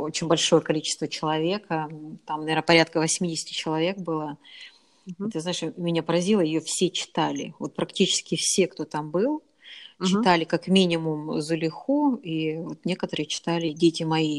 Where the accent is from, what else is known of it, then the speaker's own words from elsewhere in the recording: Arkhangelsk, Arkhangelsk Oblast, Russia; я из Архангельска